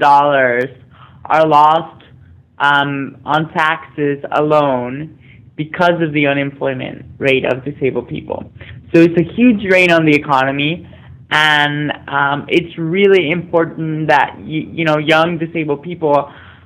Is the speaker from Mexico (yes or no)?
yes; Mexico; I grew up in Mexico, being the only visibly disabled person in my high school